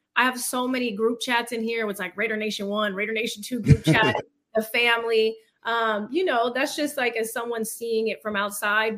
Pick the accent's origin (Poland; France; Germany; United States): United States; Fremont, California; moved away as an adult; also born or lived in Hayward, California / Los Angeles; I grew up in Fremont